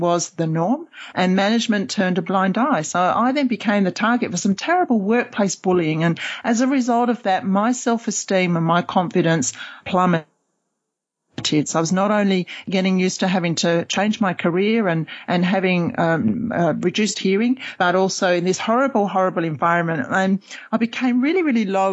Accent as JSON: {"language": "English", "region": "London", "country": "United Kingdom", "also_born_or_lived": "Oxford / Cambridge / Sydney", "moved": "as an adult", "lives_now": "Perth, Australia", "said": "I'm originally from London"}